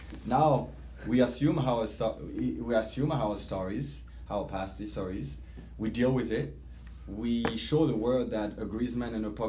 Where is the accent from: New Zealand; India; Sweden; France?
France; also born or lived in Annecy; from Ivory Coast, my mom from France. I have that background that I'm proud of, but I'm also proud to be born and raised in France.